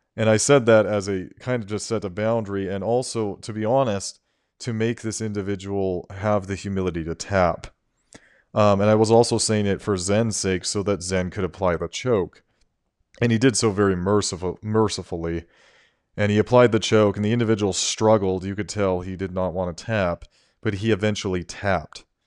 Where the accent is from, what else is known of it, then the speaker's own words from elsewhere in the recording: United States; I am an American citizen